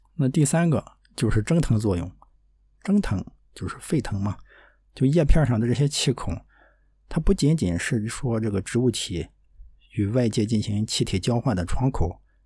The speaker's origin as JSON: {"language": "Chinese", "town": "Dezhou", "region": "Shandong", "country": "China", "tie": "born or raised there", "moved": "yes", "said": "我们老家，啊，山东德州这么一个小城"}